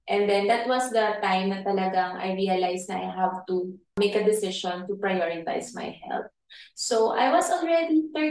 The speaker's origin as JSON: {"language": "Tagalog", "country": "Philippines", "tie": "born or raised there", "said": "I'm a probinsyana. Mm. Laking probinsya."}